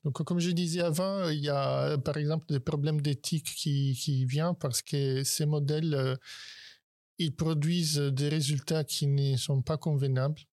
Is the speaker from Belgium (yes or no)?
no; Italy; now in France; je suis italien